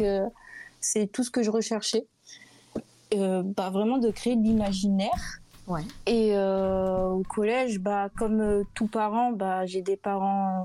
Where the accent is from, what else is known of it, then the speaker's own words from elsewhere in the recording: Bordeaux, Nouvelle-Aquitaine, France; je suis bordelaise